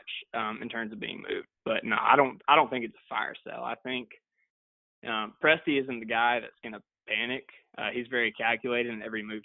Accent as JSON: {"language": "English", "region": "Kentucky", "country": "United States", "said": "I'm from Kentucky"}